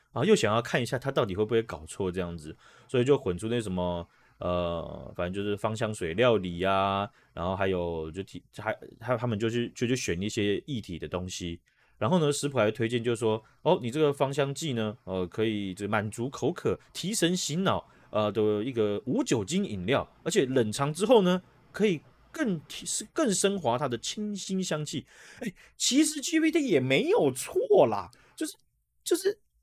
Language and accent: Chinese; Taiwan; 这在我们台湾人的经验